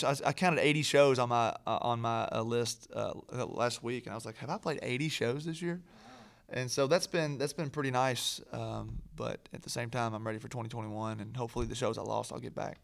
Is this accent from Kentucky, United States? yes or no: yes; Kentucky, United States; moved away as an adult; now in Nashville, United States; I'm from Kentucky originally